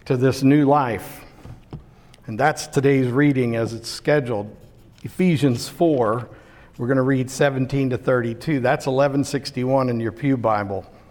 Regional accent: Pittsburgh, Pennsylvania, United States; That's a word I grew up with in Pittsburgh

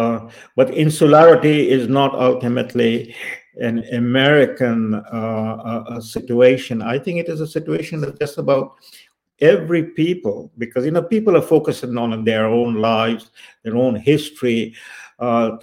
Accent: India; I was born in India in the 1950s.

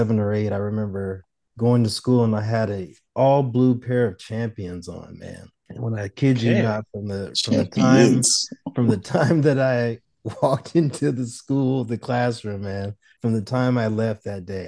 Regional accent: Arizona, United States; also born or lived in St. Louis, Missouri; Born in St. Louis, Missouri. Came to Arizona when I was very, very young

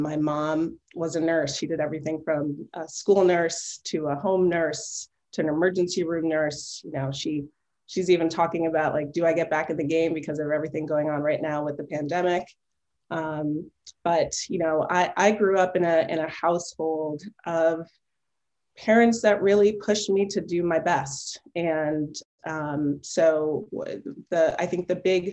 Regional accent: Connecticut, United States; also born or lived in Milwaukee, Wisconsin / Simsbury, Connecticut / Cheshire, Connecticut; now in Palo Alto, United States; I grew up in Connecticut, you know, two towns, Simsbury and Cheshire, Connecticut.

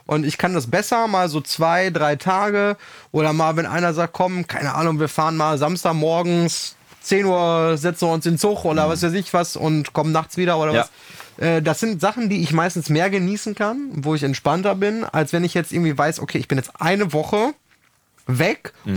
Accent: Germany; als Deutscher

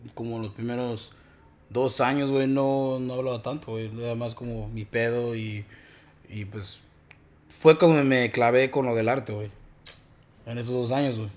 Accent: Mexico; now in United States; como los mexicanos somos

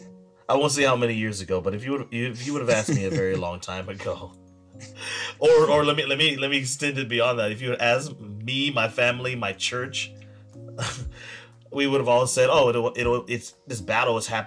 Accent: United States; me as an American

